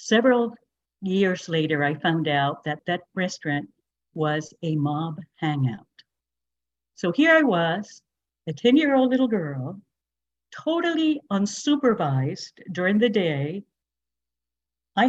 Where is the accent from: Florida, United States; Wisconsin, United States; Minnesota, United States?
Florida, United States; Fort Pierce; also born or lived in Cuba / Miami; we ended up in Fort Pierce, which is where I grew up my teen years